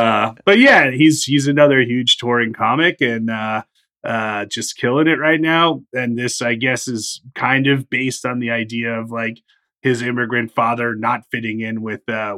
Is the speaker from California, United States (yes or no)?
no; Illinois, United States; I grew up in Illinois.